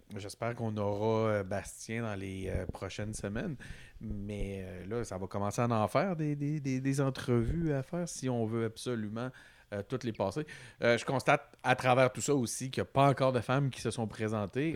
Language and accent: French; Quebec City, Quebec, Canada; on vient de Québec